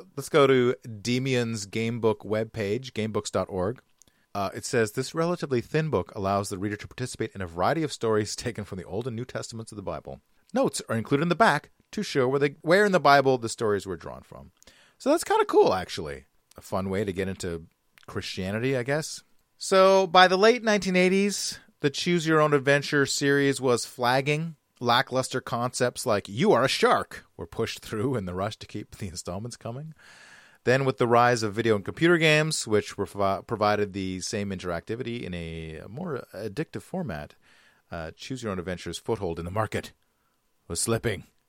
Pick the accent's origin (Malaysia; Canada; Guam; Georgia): Canada; Vancouver, British Columbia; my hometown of Vancouver, British Columbia.